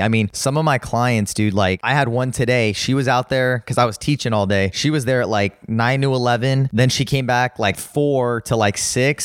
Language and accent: English; Los Angeles, California, United States; I grew up in, uh, West Hills, California